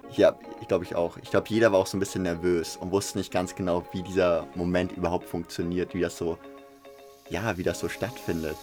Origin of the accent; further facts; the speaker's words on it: Hamburg, Germany; ich komme aus Hamburg